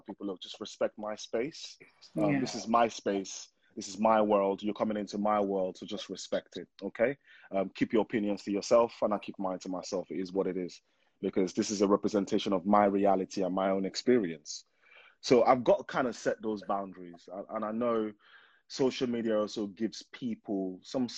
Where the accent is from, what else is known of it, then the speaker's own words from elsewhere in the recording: Nigeria; now in United Kingdom; I'm from Nigeria, and I went to primary school, secondary school in Nigeria